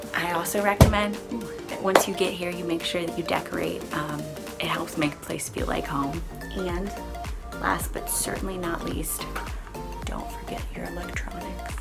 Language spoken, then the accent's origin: English; Chicago, Illinois, United States; moved away as an adult; now in London, United Kingdom; I'm from the Chicagoland area